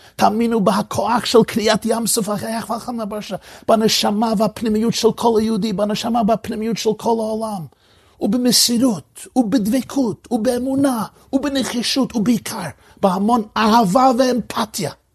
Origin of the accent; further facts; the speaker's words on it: New York, United States; זכיתי לגדל במחיצותו של הרבי מלובביץ' הרבה שנים, שם נולדתי ושם גדלתי.